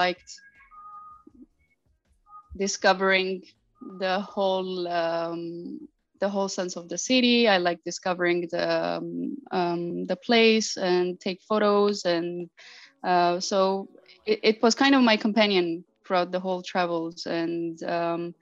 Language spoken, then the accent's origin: English; Armenia; moved away as an adult; also born or lived in United States / Asia / Middle East / Europe; now in Berlin, Germany; I'm originally Armenian. I grew up in Armenia